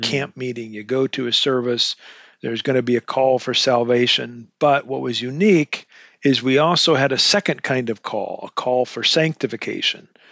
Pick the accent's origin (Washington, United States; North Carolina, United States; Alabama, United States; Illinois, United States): Washington, United States; Eastern Washington State, United States; I grew up in Eastern Washington State. I was a farm boy